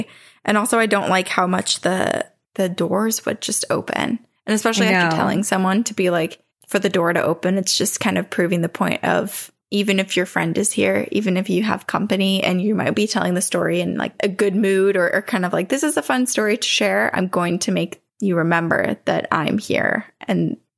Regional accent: Queensland, Australia; accent: Australian; We grew up in Queenslander. I'm from Australia. I was like, should I read this in my Australian accent?

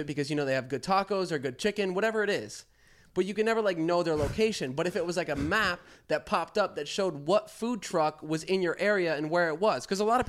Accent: Florida, United States; we're from Florida

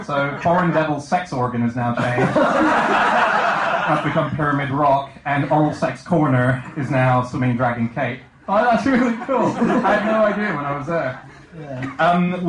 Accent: Hong Kong; I'm born and raised in Hong Kong

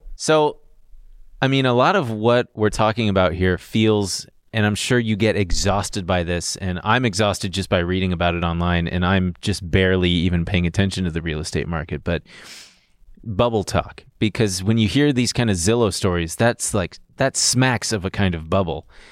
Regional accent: Long Beach, California, United States; moved away as an adult; now in New York, United States; I'm from Long Beach.

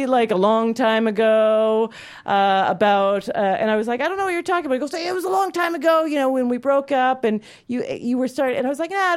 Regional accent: Calgary, Alberta, Canada; moved away; I grew up in Calgary, Alberta, Canada

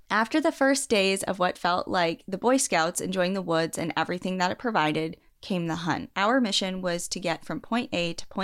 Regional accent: South Dakota, United States; I grew up in the Black Hills of South Dakota and spent a bit of my time hiking and enjoying the woods around my hometown.

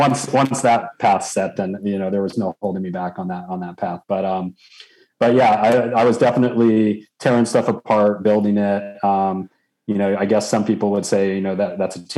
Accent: San Diego, California, United States; I grew up in Southern California in San Diego

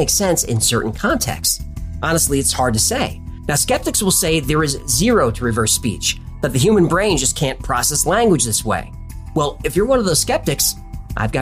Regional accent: United States; I'm an American.

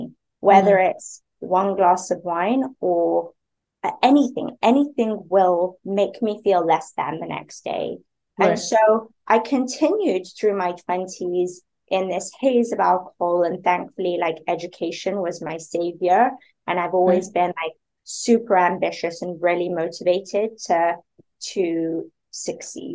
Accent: Spain; moved away; also born or lived in London; I grew up in Spain.

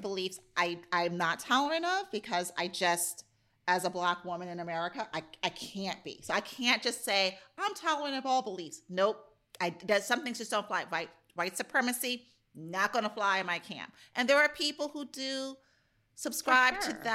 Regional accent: United States; I love being an American

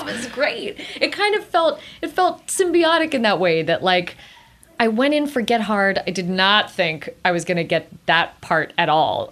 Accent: South Pasadena, California, United States; I grew up in South Pasadena

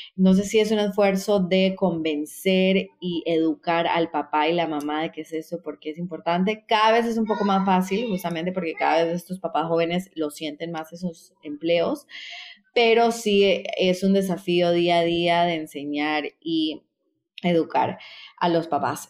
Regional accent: Costa Rica; moved away as an adult; also born or lived in Colombia / New York, United States; now in Peru; yo soy colombiana, crecí en Costa Rica

